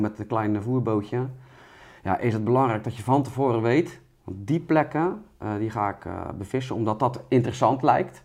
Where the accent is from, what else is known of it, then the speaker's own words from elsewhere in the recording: Rotterdam, South Holland, Netherlands; als Rotterdammer